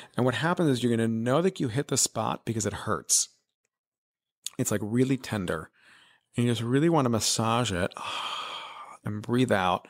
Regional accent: Miami, Florida, United States; moved away as an adult; also born or lived in New York; growing up in Miami, Florida, which is where I'm from

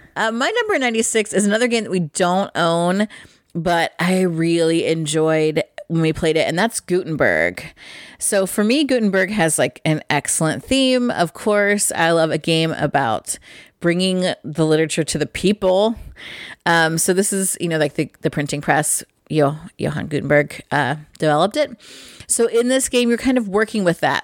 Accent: Midwest, United States; I'm from the Midwest

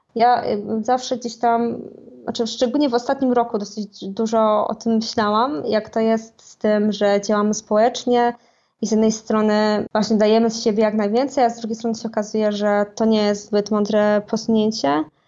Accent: Poland

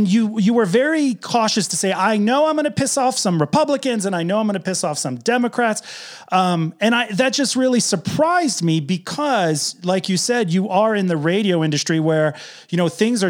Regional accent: New England, United States; I'm from New England

